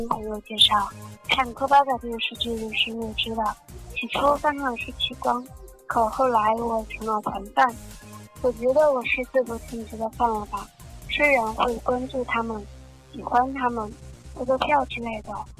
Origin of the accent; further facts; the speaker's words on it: Chengdu, Sichuan, China; 大家好，我是来自四川成都的一名 Beauty，相信也有很多不认识的 Beauty 来自这个城市吧。